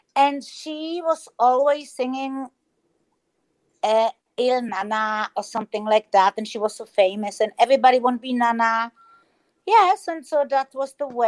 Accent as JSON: {"language": "English", "country": "Germany", "tie": "born or raised there", "also_born_or_lived": "Czech Republic", "moved": "yes", "lives_now": "Spain"}